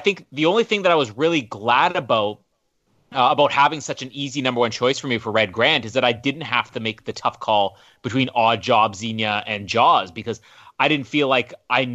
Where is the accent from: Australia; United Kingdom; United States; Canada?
Canada; accent: Canadian; the Canadian accent